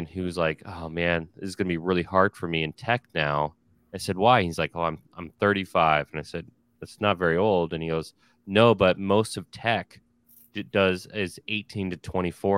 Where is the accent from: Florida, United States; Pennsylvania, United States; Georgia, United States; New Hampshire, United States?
Pennsylvania, United States; outside of Philadelphia; I was born outside of Philadelphia. My father's from Philadelphia